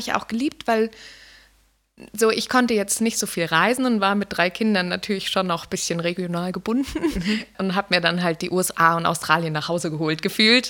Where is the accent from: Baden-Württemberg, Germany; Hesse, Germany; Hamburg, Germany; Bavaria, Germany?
Bavaria, Germany; Garmisch-Partenkirchen; Ich komme aus Garmisch-Partenkirchen und bin Künstlerin